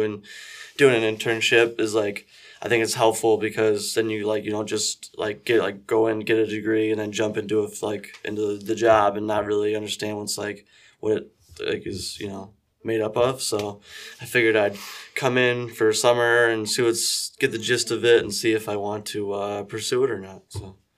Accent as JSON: {"language": "English", "town": "Brackney", "region": "Pennsylvania", "country": "United States", "tie": "born or raised there", "said": "I am, uh, born and raised, uh, right here, uh, in Brackney, Pennsylvania"}